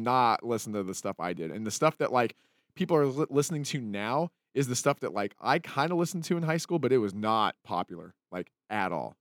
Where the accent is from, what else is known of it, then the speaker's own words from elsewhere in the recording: Salt Lake City, Utah, United States; when I was growing up in Salt Lake